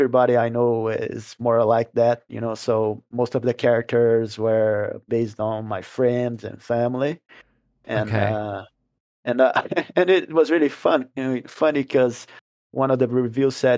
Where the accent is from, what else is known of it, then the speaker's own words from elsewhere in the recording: Brazil; first language Portuguese; English is a second language; we are from Brazil and our native language is Portuguese